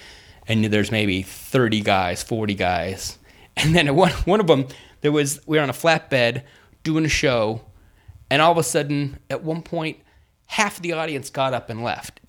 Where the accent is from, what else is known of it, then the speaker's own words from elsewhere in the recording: Redondo Beach, California, United States; I'm born and raised in Redondo Beach area.